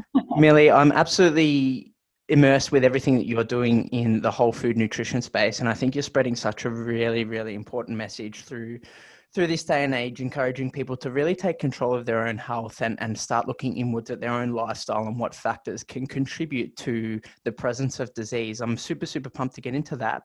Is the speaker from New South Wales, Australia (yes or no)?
no; Melbourne, Victoria, Australia; my home state, Victoria, in Melbourne, Australia